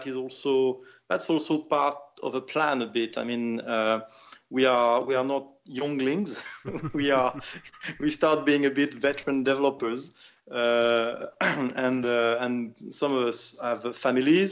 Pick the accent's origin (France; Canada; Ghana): France; moved away as an adult; also born or lived in United Kingdom; we decided to create Tower 5 in France for several reasons. Well, the main one is that it's my hometown